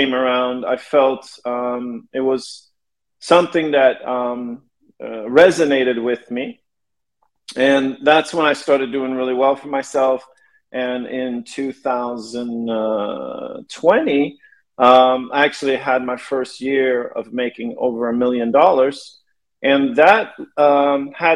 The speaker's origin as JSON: {"language": "English", "country": "Sweden", "tie": "born or raised there", "moved": "as an adult", "lives_now": "Los Angeles, United States", "said": "I was born in LA when I was a kid. My parents split up. I ended up growing up in Sweden with my mother, who was Swedish"}